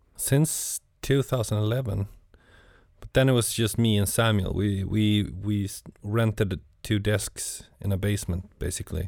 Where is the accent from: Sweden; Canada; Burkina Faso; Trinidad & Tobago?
Sweden; Gothenburg, Västra Götaland; moved away as an adult; now in Stockholm, Sweden; I'm from Gothenburg. It's like the the west coast of of Sweden